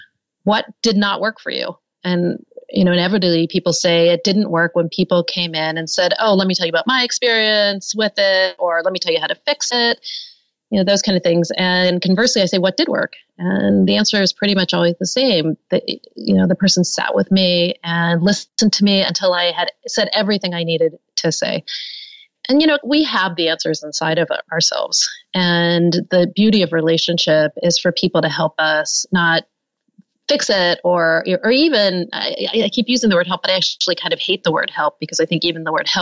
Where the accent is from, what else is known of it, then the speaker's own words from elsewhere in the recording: Pittsburgh, Pennsylvania, United States; I grew up in Pittsburgh and had really never been out of Pittsburgh except maybe one time